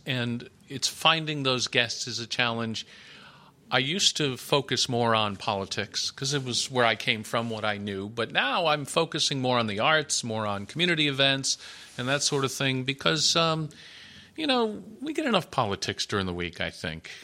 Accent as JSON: {"language": "English", "region": "Connecticut", "country": "United States", "tie": "born or raised there", "moved": "yes", "lives_now": "Providence, United States", "said": "I grew up in Connecticut"}